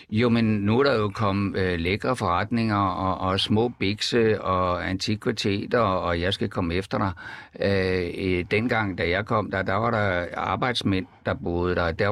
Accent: Jutland, Denmark; Vi er jo faktisk begge to fra Jylland.

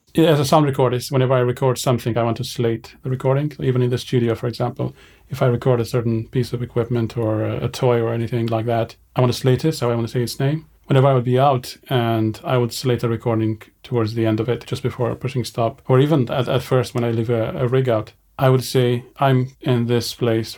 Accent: Romania; moved away as an adult; also born or lived in Edinburgh, Scotland; I grew up in Romania, in a small village in the northeastern part of the country.

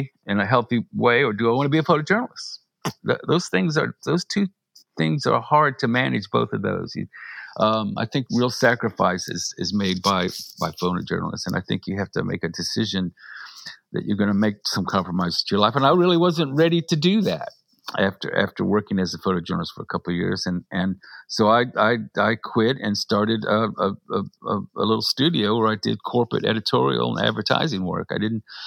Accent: Augusta, Georgia, United States; I went to my hometown newspaper in Augusta

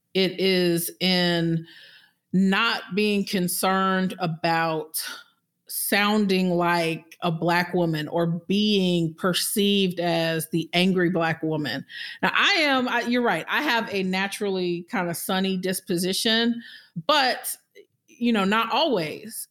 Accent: Florida, United States; moved away as an adult; also born or lived in Birmingham, Alabama; I'm from Florida

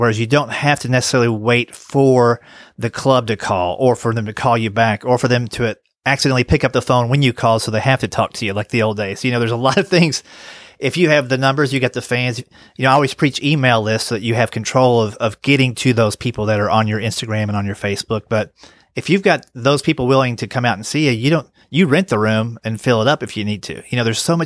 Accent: Tennessee, United States; I'm from Tennessee

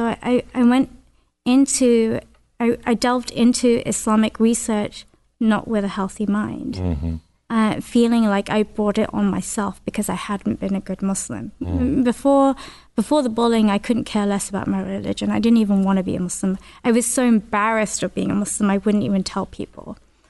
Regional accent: London, United Kingdom; accent: Northern; I came from West London and I moved to East London. And it was a big culture shock. I spoke differently. I walked differently. I talked differently from them. They had a very strong Essex accent. I had a Northern accent.

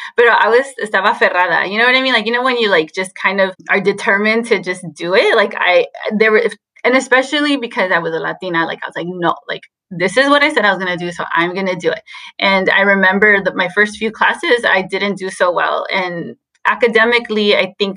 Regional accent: Wilmington, California, United States; also born or lived in Long Beach, California / Santa Barbara, California; So I was born in Long Beach, so local South Bay, California. And I grew up in Wilmington

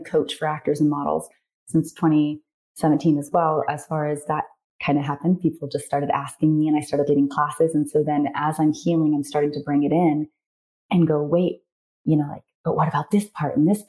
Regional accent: North Carolina, United States; moved away as an adult; also born or lived in Japan; now in Arizona, United States; I'm from North Carolina

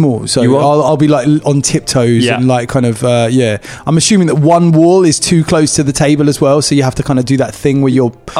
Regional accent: Whitstable, South East England, United Kingdom; I come from Whitstable.

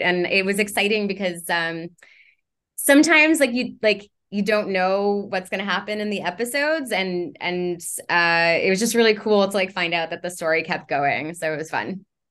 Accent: Montreal, Quebec, Canada; moved away; I'm from Montreal

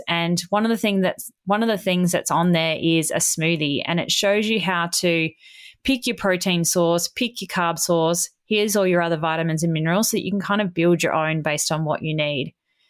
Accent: Australia; It's got two T's in it because I'm Australian.

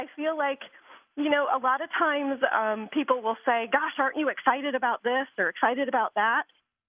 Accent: Michigan, United States; I'm from the Midwest. I grew up in Michigan. Mm-hmm. Neither one of my parents are Nordic, but I was absolutely raised that way.

